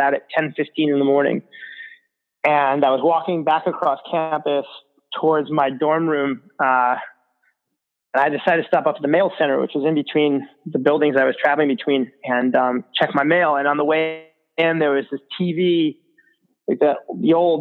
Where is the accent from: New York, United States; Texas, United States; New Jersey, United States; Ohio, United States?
New York, United States; Rochester; I grew up in Rochester, New York